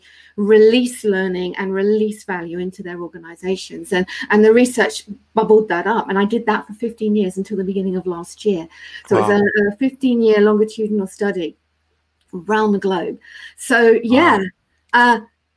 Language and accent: English; United Kingdom; now in London, United Kingdom; we're British